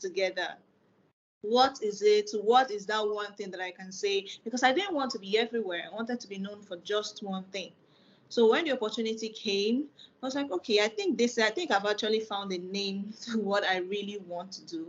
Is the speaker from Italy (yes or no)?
no; Nigeria; I'm a Nigerian